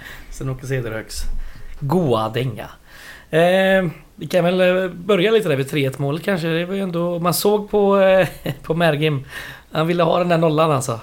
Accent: Västergötland, Västra Götaland, Sweden; jag är västgöte

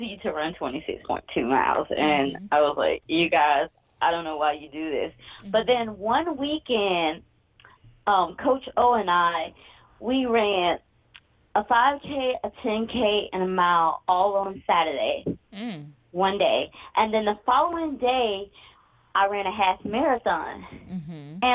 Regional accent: Atlanta, Georgia, United States; I'm from Atlanta, Georgia. Born in Grady Memorial Hospital.

